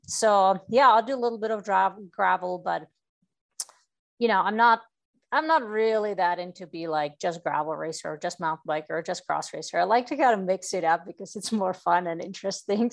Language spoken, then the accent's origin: English; Czechia; moved away as an adult; now in United States; I come from uh, Czech Republic